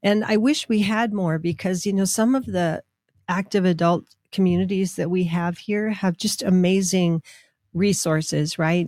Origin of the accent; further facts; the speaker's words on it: Minnesota, United States; now in Albuquerque, United States; growing up in Minnesota skiing on hills